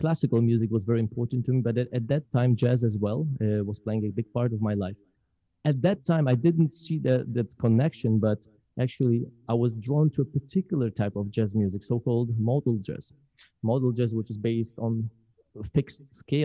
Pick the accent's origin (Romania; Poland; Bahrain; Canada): Poland; English is a second language; moved away as an adult; now in Mississippi, United States; growing up in Poland